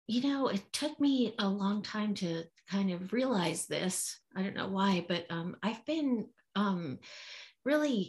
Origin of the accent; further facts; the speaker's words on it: Philadelphia, Pennsylvania, United States; I was growing up in Philadelphia